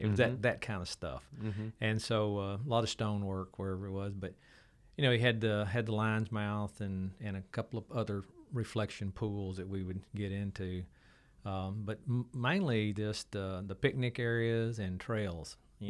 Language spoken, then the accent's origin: English; Waco, Texas, United States; So my growing up in Waco is just – really fond memories.